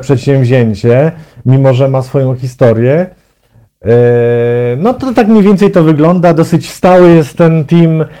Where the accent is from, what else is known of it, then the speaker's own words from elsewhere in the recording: Zielona Góra, Lubusz Voivodeship, Poland; moved away as an adult; now in Warsaw, Poland; postanowiłem zamieszkać w Warszawie, bo pochodzę z Zielonej Góry.